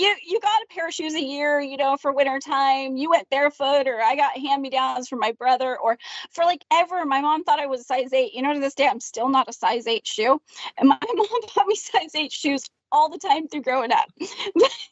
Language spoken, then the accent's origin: English; Canada; I was in Canada